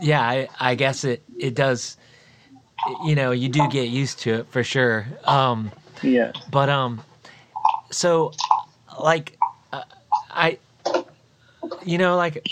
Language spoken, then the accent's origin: English; Florida, United States; now in Indiana, United States; I grew up in Florida